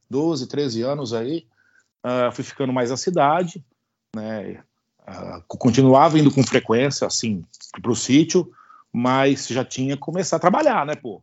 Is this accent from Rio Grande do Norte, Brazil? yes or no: no; Itápolis, São Paulo, Brazil; Tudo aqui em casa, tudo aqui em Itápolis, aqui que é bem interiorzão aí na, na, de São Paulo